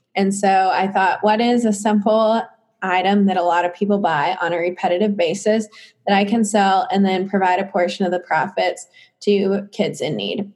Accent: Clinton, United States; I'm just from Clinton

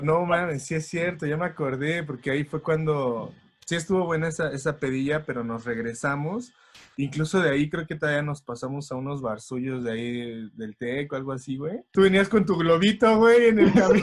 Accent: Mexico; uno siempre como buen mexicano

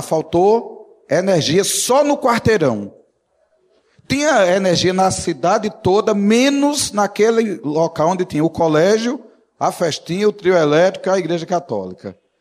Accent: Northeast Region, Brazil; como nordestino, vivo num lugar assim mais seco

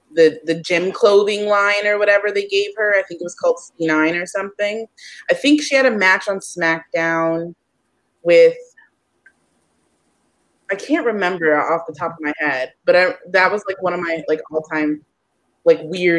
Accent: Ohio, United States; now in New York, United States; I'm originally from Ohio

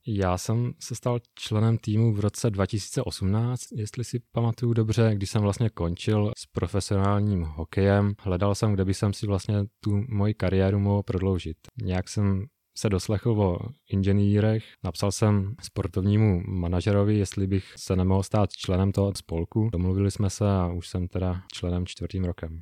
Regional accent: Uničov, Olomouc Region, Czechia; now in Prague, Czech Republic; na zimní stadion v Uničově v mém rodném městě

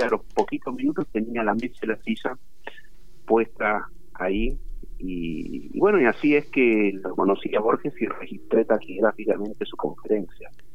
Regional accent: Quilmes, Buenos Aires Province, Argentina; soy de Quilmes, el municipio está aquí a unos 20 kilómetros de la capital federal

